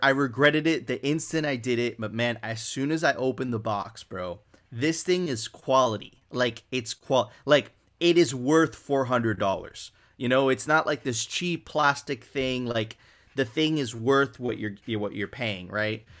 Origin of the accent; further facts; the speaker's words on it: Miami, Florida, United States; also born or lived in Venezuela; I grew up in Miami, but my family is, is, is originally from Venezuela. I lived my younger, ve, my very young years in Venezuela